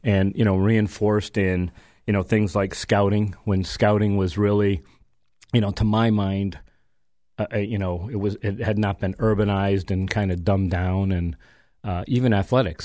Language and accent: English; Chicopee, Massachusetts, United States; I grew up in the Aldenville section of Chicopee, Mass